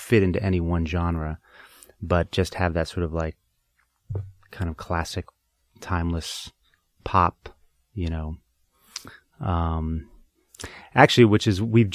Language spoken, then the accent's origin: English; Boston, Massachusetts, United States; I grew up in Boston